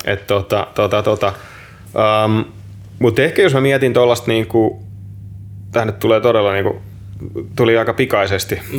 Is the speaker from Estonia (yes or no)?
no; Finland; moved away; ollaan Suomesta